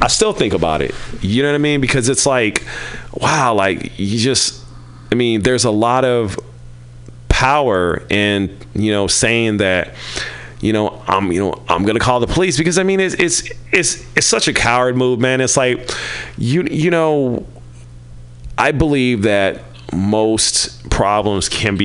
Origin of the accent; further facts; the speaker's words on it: Kansas City, Missouri, United States; I'm from Kansas City, home of cows and barbecue